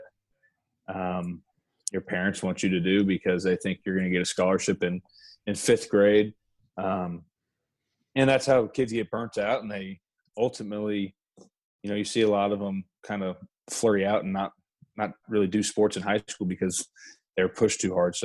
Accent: Lee's Summit, Missouri, United States; moved away as an adult; now in Lawrence, United States; born and raised in Lee Summit

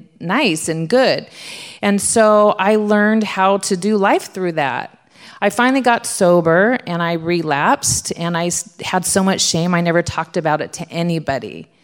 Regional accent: Southern California, United States; I'm from Southern California.

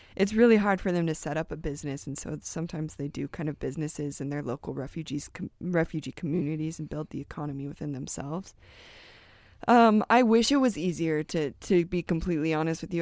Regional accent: United States; we're American

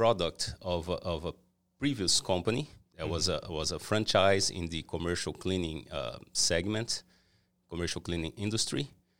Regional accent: Brazil; born there; No, I'm Brazilian, just a background, right? So I was born in Brazil. I made my entire career in Brazil in the cleaning segment

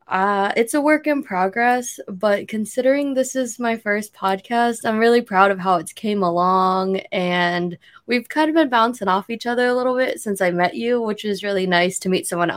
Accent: Ashtabula, Ohio, United States; moved away as an adult; now in Columbus, United States; so I'm from Northeast Ohio. I usually tell people Cleveland, which is a complete lie. It's just like people don't know where Ashtabula is. So if you do, great. If you don't, it's like in the very pointy Northeast tip of Ohio. Super small town.

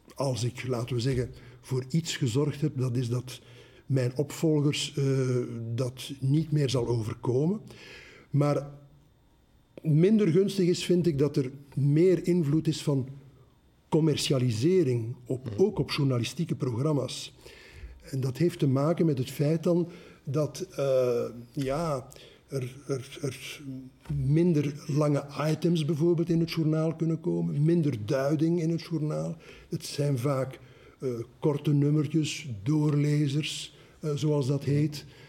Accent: Belgium; also born or lived in Brussels; wij als Vlaming

